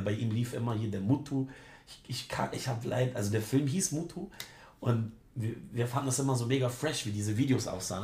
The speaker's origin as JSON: {"language": "German", "country": "Germany", "said": "ich komme von der schönen Ostsee"}